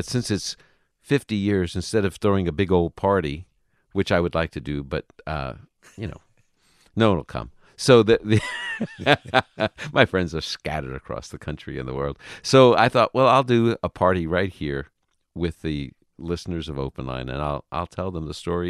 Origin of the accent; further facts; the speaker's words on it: New York, United States; I am a New Yorker. I love those teams.